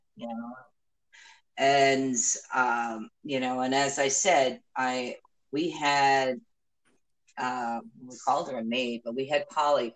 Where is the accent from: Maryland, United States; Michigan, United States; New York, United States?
New York, United States; moved away; also born or lived in South Florida; growing up in New York and even down South Florida, I have never lived in a place like